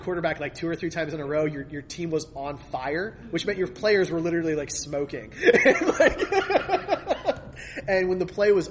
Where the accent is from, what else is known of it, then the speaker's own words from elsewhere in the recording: Philadelphia, Pennsylvania, United States; moved away; I'm from Philadelphia originally